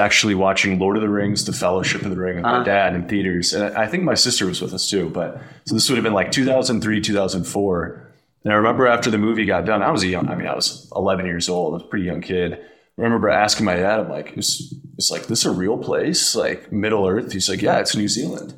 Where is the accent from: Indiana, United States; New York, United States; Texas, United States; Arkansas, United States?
Indiana, United States; moved away as an adult; Grew up near Lake Michigan